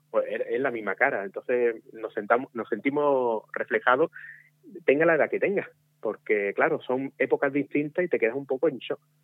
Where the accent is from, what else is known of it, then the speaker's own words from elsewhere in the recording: Pizarra, Andalusia, Spain; mi pueblo donde nací.